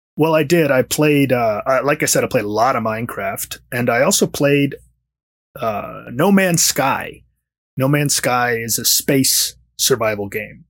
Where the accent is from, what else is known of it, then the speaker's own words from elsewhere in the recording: Washington, District of Columbia, United States; now in Los Angeles, United States; I'm originally from Washington, D C. I used to always say that's where I am from, but I've been in Los Angeles for significantly longer than I lived in D C.